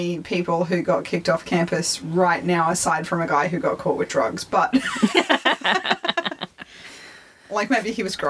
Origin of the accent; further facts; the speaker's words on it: Brisbane, Queensland, Australia; I grew up around Brisbane